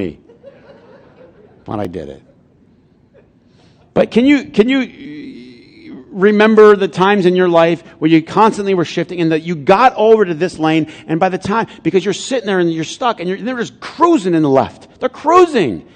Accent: Flint, Michigan, United States; I'm from Flint

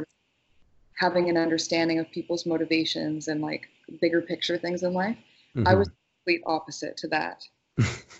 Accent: Northern Ontario, Canada; I grew up in Northern Ontario, and I spent my youth essentially unsupervised outside in the forest.

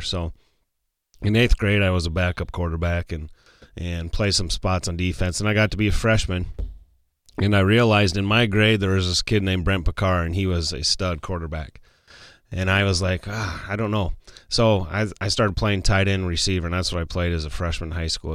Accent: Martin, South Dakota, United States; I was born in Martin, South Dakota.

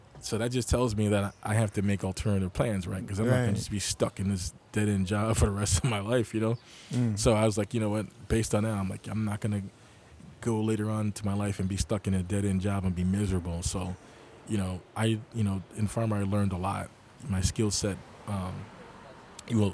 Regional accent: Rochester, New York, United States; moved away as an adult; also born or lived in Buffalo, New York / Syracuse, New York; now in New York City, United States; I grew up in Rochester, New York

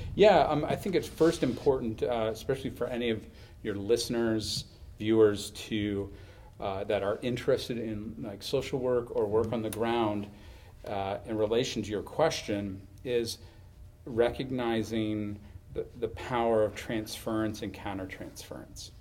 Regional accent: Huntsville, Ontario, Canada; I grew up in the hill country of Huntsville and Muskoka

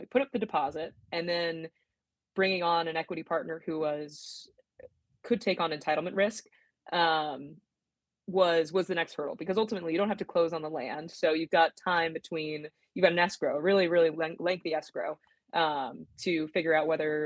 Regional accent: San Diego, California, United States; moved away as an adult; also born or lived in La Jolla; now in Sacramento, United States; I grew up in San Diego, in coastal San Diego

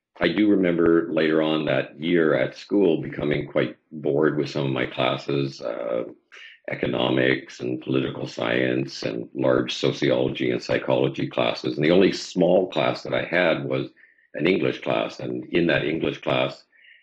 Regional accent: Saskatoon, Saskatchewan, Canada; moved away as an adult; also born or lived in Moose Jaw, Saskatchewan / Victoria, British Columbia; I was born in Moose Jaw, Saskatchewan, and grew up, went to elementary and high school in Saskatoon.

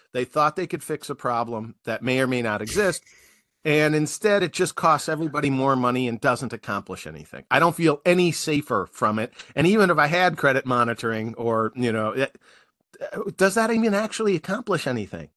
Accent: United States; as an American taxpayer

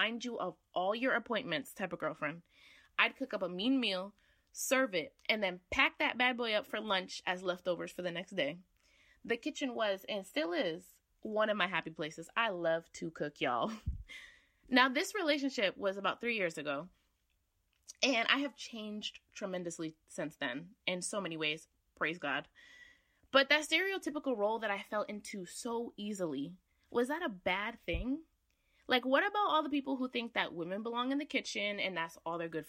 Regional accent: Connecticut, United States; I'm from Connecticut.

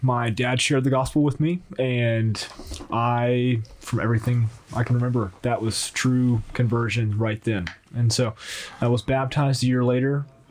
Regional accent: Dallas, Texas, United States; Dallas, Texas.

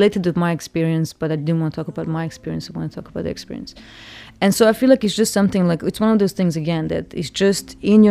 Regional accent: Cyprus; moved away; As I was growing up in Cyprus

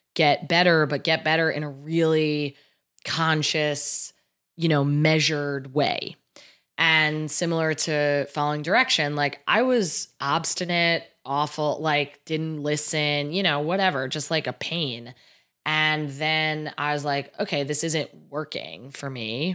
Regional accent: New Jersey, United States; I grew up in New Jersey

